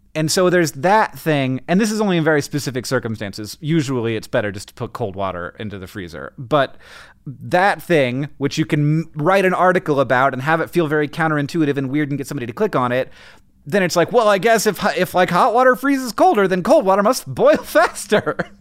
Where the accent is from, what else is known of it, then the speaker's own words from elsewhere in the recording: Florida, United States; I grew up in Florida